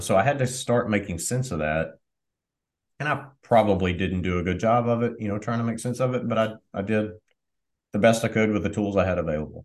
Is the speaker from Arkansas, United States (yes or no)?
yes; Southwest Arkansas, United States; So I grew up in Southwest Arkansas.